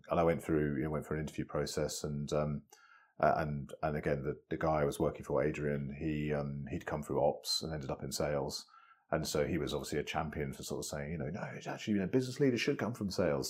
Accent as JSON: {"language": "English", "area": "west of Birmingham", "region": "West Midlands", "country": "United Kingdom", "tie": "born or raised there", "said": "a you know boy from west of Birmingham"}